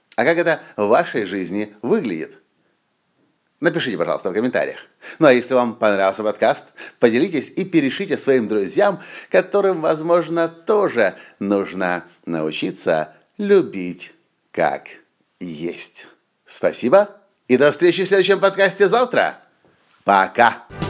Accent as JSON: {"language": "Russian", "country": "Ukraine", "said": "мы из Украины"}